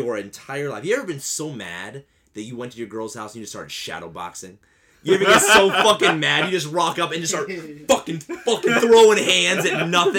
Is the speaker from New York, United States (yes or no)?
no; White County, Indiana, United States; I didn't grow up in the hood, man. I'm from White County, Indiana.